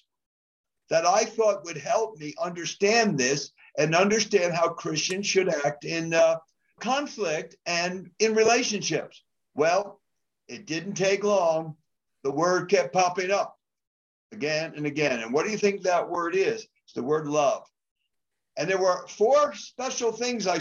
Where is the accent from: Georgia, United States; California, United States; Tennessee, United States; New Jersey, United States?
New Jersey, United States; moved away as an adult; now in Colorado, United States; I'm originally from New Jersey. I lived first 20 years there. So I'm an East Coast boy